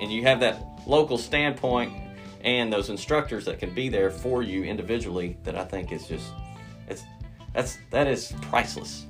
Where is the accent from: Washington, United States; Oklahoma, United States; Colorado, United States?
Oklahoma, United States; Durant; I am originally from Durant, graduated from Durant High School.